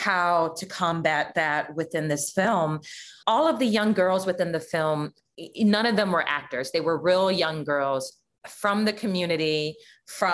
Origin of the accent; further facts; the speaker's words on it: Los Angeles, California, United States; I grew up in Leimert Park and then in Jefferson Park